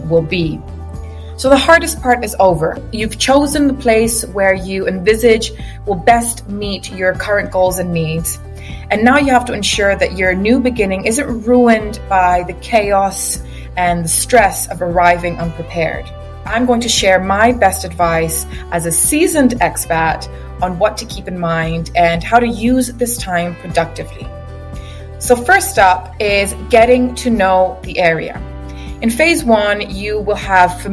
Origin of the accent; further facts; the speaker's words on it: Cyprus; moved away as an adult; also born or lived in England; now in Dubai, United Arab Emirates; I am from Cyprus. I was born and raised there. I relocated 10 years ago to England, and now recently I decided to relocate to Dubai